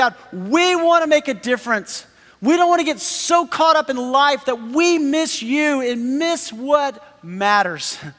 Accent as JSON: {"language": "English", "region": "Texas", "country": "United States", "said": "we're from Texas"}